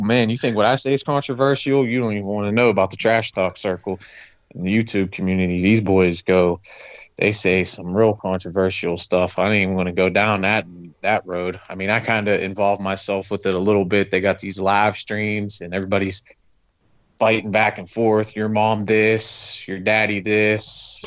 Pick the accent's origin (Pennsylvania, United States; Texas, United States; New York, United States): Pennsylvania, United States; Pittsburgh; born and bred in the Pittsburgh area